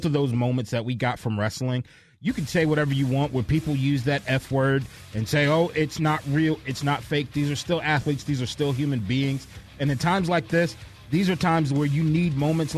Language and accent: English; New York, United States; moved away; I grew up in New York.